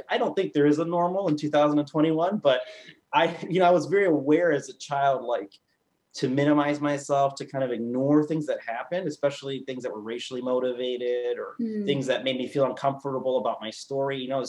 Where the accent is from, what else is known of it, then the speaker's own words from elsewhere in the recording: Costa Rica; moved away; also born or lived in Grand Rapids, Michigan, United States; I grew up in Costa Rica, and then was brought to Grand Rapids, Michigan, where, you know, I was brought from that sort of international context to a very predominantly Caucasian context.